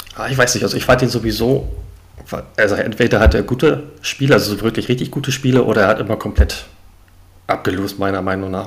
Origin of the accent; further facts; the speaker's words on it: Hamburg, Germany; komme aus Hamburg, aus dem hohen Norden.